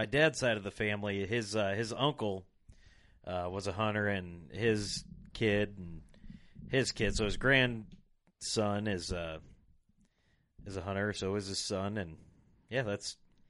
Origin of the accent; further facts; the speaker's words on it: Rock Island, Illinois, United States; I was born and raised in Rock Island, Illinois